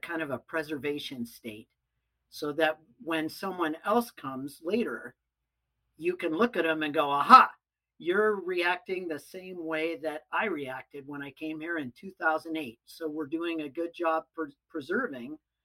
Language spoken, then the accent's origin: English; Pacific Northwest, United States; I grew up in the Pacific Northwest